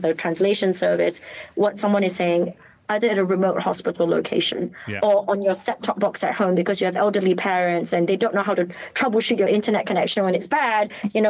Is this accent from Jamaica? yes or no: no; Malaysia; accent: British; I am Malaysian. I know you hear a British accent, and but I'm Malay, Chinese, Indian, and Portuguese. So Peranakan and Manyonya. And I'm sure my Manglish will come out at some point.